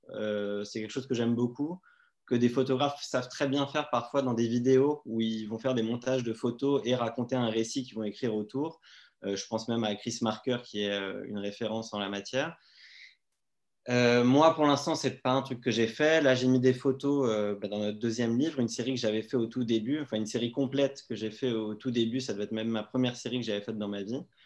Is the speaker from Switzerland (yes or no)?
no; Paris, Île-de-France, France; moved away as an adult; also born or lived in Lebanon; Enfin, je suis né, j'ai grandi à Paris. Je suis parti vivre au Liban vers l'âge de 19 ans